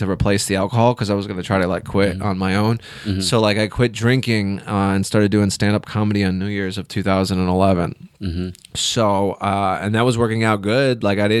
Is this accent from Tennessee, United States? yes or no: no; Illinois, United States; moved away as an adult; also born or lived in Chicago; I'm from Illinois. I spent a lot of years in Chicago, but I didn't start doing comedy until I moved to Central Illinois.